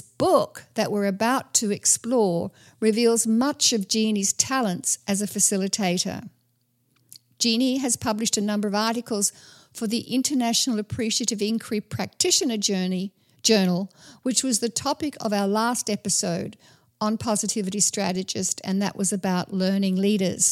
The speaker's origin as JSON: {"language": "English", "country": "Australia", "said": "as an Australian"}